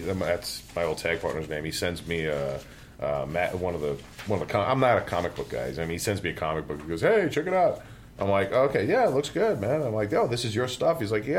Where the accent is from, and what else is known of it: New York City, New York, United States